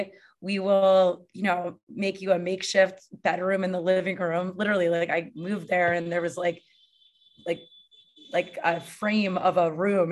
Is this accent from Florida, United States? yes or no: no; Connecticut, United States; moved away as an adult; also born or lived in San Diego; now in New York, United States; So I grew up in Connecticut. I moved to San Diego with no job and no friends at 27. And then I moved back to Connecticut for like a few months. And then I've been in New York ever since.